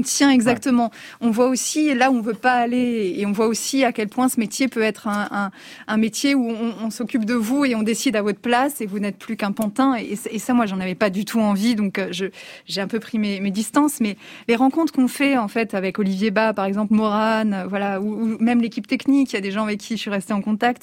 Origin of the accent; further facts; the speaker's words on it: Alsace, Grand Est, France; je suis alsacienne